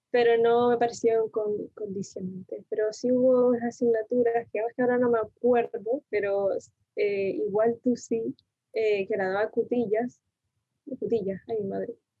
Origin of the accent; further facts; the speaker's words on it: Tenerife, Canary Islands, Spain; also born or lived in Argentina; nací en Argentina y me mudé a Tenerife, bueno, me mudó mi madre más bien a Tenerife eh, con siete años